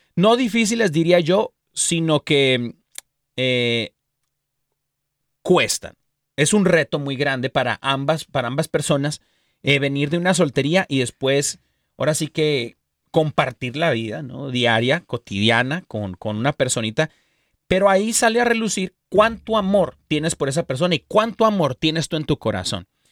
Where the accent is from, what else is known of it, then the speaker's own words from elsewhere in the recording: Mexico; soy mexicano